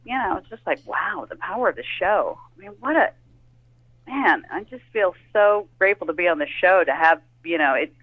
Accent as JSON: {"language": "English", "region": "California", "country": "United States", "tie": "born or raised there", "said": "we're both native. We're from California"}